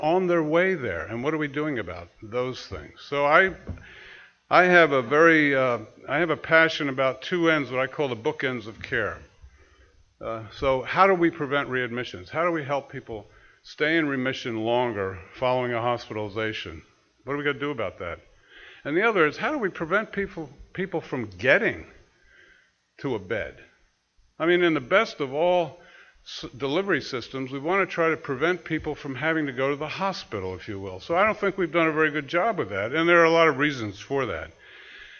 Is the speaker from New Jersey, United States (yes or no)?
yes; New Jersey, United States; also born or lived in New York; now in Massachusetts, United States; I'm from New Jersey, but I live in Massachusetts.